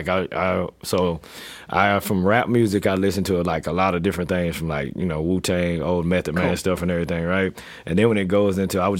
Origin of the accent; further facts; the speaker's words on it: the South, United States; I was from the South too, so a lot of that stuff was embedded in me.